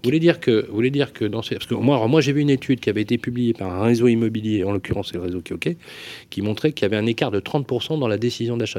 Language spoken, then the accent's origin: French; Lyon, Auvergne-Rhône-Alpes, France; je suis né à la Croix-Rousse.